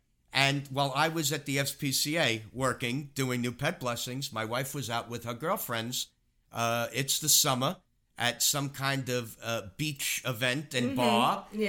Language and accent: English; Queens, New York, United States; I grew up in apartments in Queens. We were never able to have dogs.